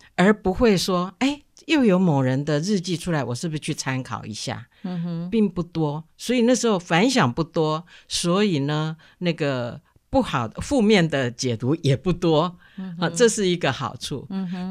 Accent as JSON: {"language": "Chinese", "country": "Taiwan", "said": "我们台湾人"}